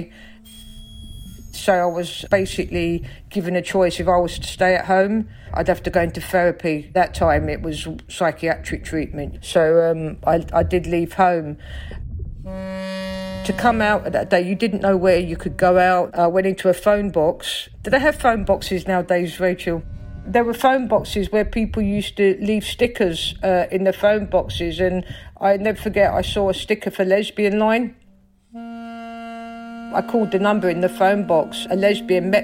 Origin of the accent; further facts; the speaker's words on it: London, United Kingdom; accent: Cockney; I grew up in South London, in Stockwell, on a council estate.